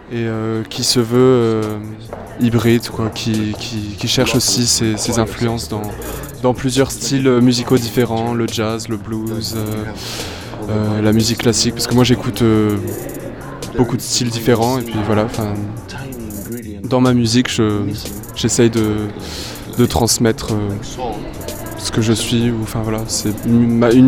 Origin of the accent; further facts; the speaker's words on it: Montpellier, Occitania, France; also born or lived in Germany; now in Essen, Germany; je viens de Montpellier à la base, et puis maintenant j'habite en Allemagne.